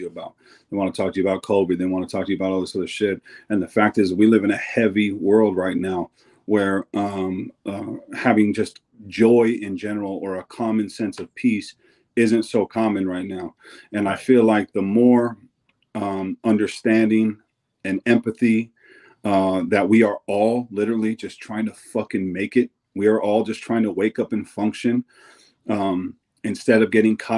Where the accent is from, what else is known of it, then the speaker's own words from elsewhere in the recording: Eugene, Oregon, United States; my home state, especially in my hometown